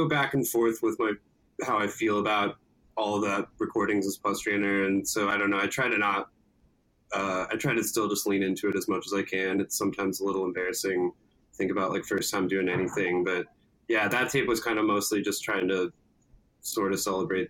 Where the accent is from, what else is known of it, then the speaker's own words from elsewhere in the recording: Wisconsin, United States; also born or lived in Cincinnati / Ann Arbor; I moved to Wisconsin when I was a like first grader. did a lot of my school there. Then around middle school, moved to Ann Arbor, then moved back to Wisconsin